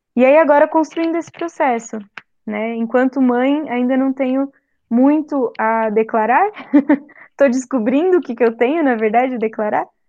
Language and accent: Portuguese; Santo André, São Paulo, Brazil; moved away as an adult; also born or lived in Tatuí / Assis / Angra dos Reis; voltei a morar em São Paulo, né, em Santo André, que é minha cidade natal